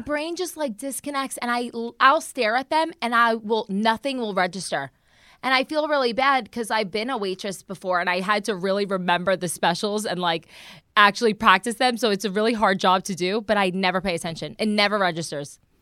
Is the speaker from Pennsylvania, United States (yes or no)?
no; New Jersey, United States; moved away; also born or lived in Florida; I'm from Jersey